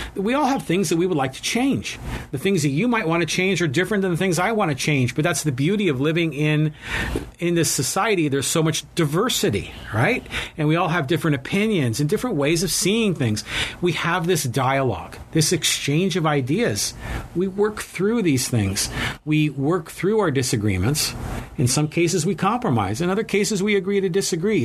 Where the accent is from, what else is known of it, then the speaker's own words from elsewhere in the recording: United States; I was born in America. My ancestors are from Ireland